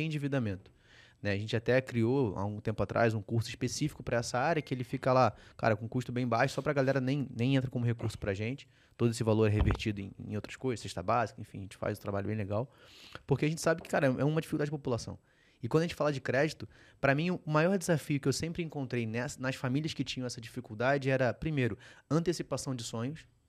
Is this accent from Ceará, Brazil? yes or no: no; Rio de Janeiro, Brazil; Eu sou carioca